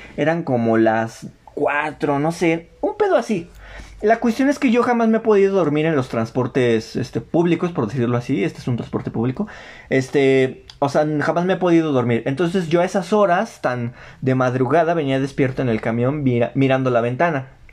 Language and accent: Spanish; Mexico; somos mexicanos todos